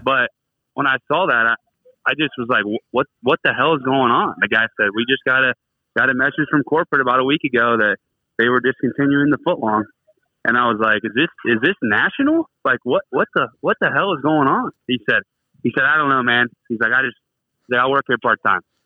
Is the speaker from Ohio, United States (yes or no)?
yes; Bainbridge, Ohio, United States; moved away; Well, I'm from Bainbridge, Ohio